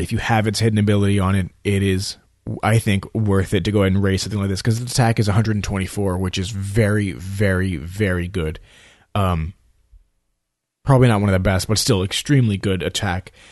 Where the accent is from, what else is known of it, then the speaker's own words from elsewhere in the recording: New York City, New York, United States; now in Florida, United States; I'm from New York, you know, I'm from Staten Island. I was born there, you know, and I visit New York as often as I can, even though I live here in Florida.